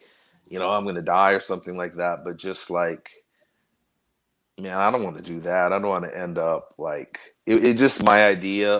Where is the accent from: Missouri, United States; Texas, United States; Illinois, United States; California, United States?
California, United States; Los Angeles; moved away as an adult; also born or lived in Bacolod, Philippines; now in San Francisco, United States; I was born and raised in Southern California, Los Angeles